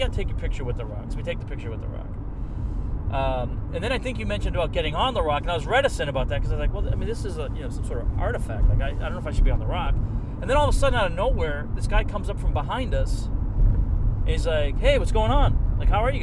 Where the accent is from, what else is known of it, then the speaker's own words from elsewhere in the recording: Arlington, Massachusetts, United States; now in Charlotte, United States; I grew up in Massachusetts, in Arlington, right outside of Boston